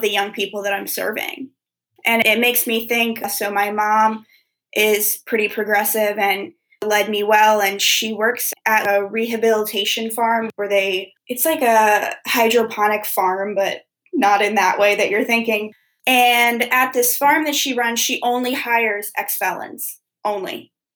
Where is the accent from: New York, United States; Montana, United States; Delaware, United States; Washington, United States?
Delaware, United States; Wilmington; I'm from Wilmington, Delaware